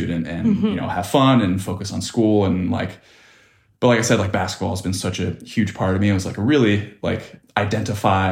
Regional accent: Dana Point, California, United States; I grew up in Dana Point, California, which is in southern Orange County

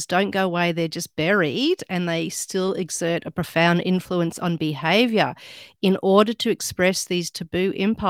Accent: Australia; accent: Australian; I'm actually Australian

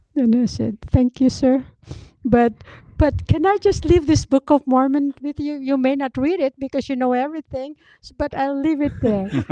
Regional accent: Philippines; I'm just a Filipino

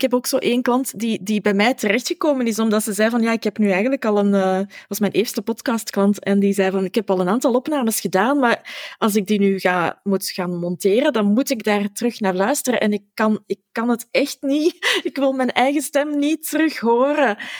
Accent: Flanders, Belgium; wij Vlamingen

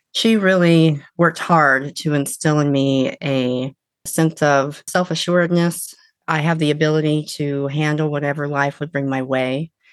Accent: a small town outside of Eugene, Oregon, United States; moved away as an adult; also born or lived in California; now in Washington, United States; I grew up in a small town outside of Eugene, Oregon, and lived there really until my early 20s

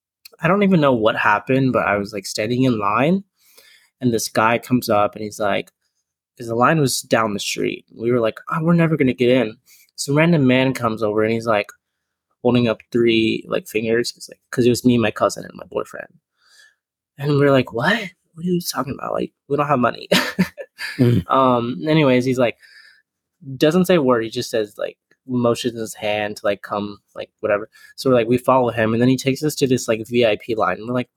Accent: San Marcos, Texas, United States; San Marcos. So 30 minutes.

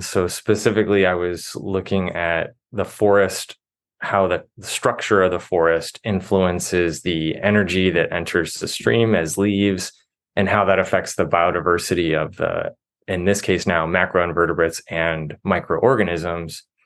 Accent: Midwest, United States; moved away as an adult; I grew up in the Midwest

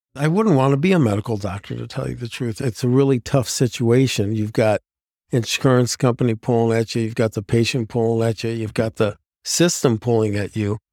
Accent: Ohio, United States; moved away as an adult; now in Plymouth, Wisconsin, United States; I'm originally from Ohio, played football in high school from all boy Catholic school

